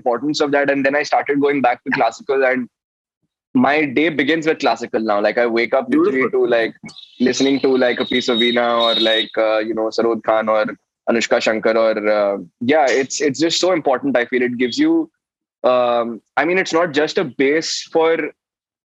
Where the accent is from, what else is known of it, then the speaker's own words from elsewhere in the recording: Jamshedpur, Jharkhand, India; growing up in Jamshedpur